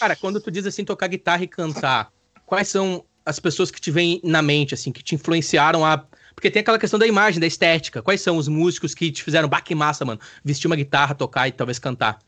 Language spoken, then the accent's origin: Portuguese; Brazil; eu como brasileiro